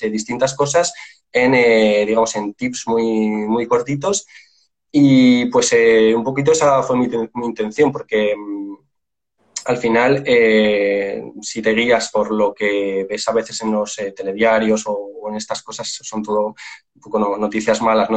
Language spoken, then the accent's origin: Spanish; Spain; yo soy de España